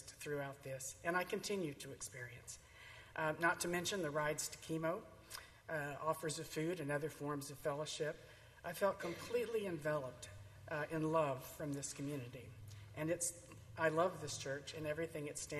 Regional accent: Tyler, Texas, United States; I grew up in Tyler, Texas, and was raised in the Southern Baptist Church.

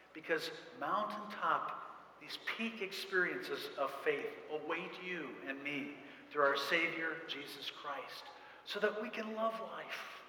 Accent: central Indiana, United States; we're from, I'm from central Indiana

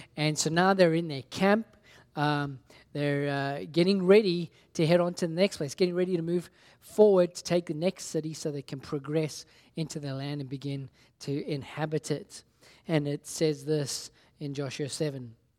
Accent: South Africa; when I was growing up in South Africa

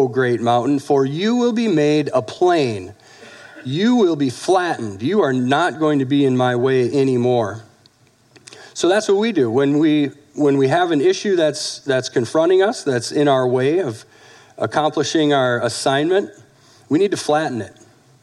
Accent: United States; we're American citizens

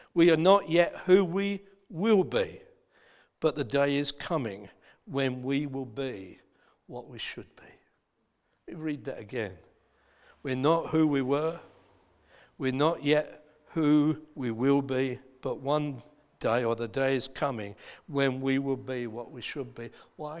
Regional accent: Dagenham, London, United Kingdom; I was born in Dagenham. in Essex.

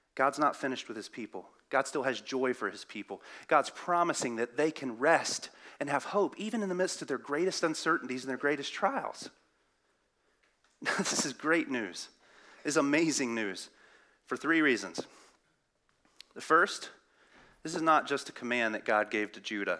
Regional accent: the South, Southern United States, United States; accent: southern; my southern accent.

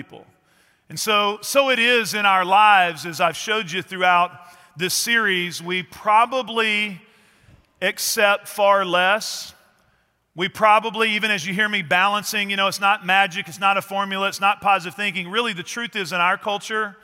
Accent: East Texas, United States; I grew up in East Texas

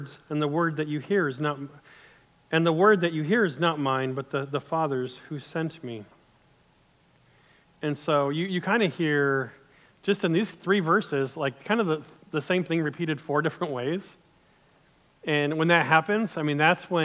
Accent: United States; as an American

